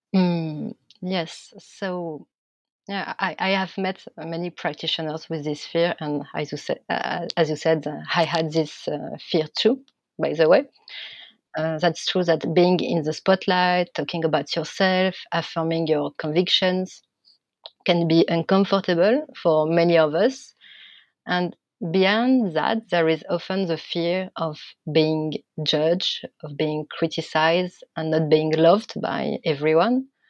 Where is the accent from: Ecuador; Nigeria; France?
France; accent: French; English is a second language; my French accent